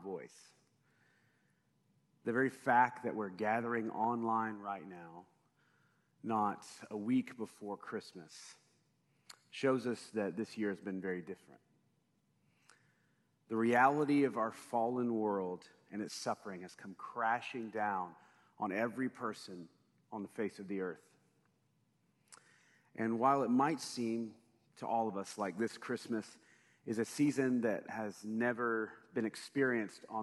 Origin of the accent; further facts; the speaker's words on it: United States; as an American